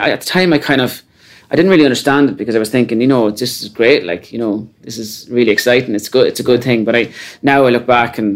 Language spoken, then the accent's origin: English; Carlow, Leinster, Ireland; I'm from Carlow